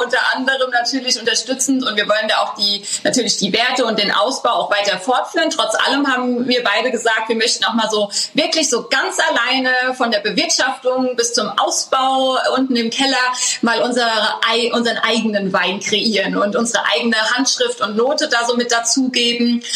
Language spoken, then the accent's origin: German; Schornsheim, Rhineland-Palatinate, Germany; born or raised there